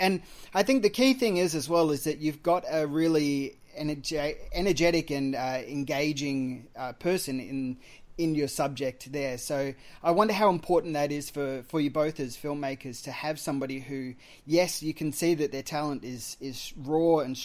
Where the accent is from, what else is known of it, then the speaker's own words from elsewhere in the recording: Australia; being an Australian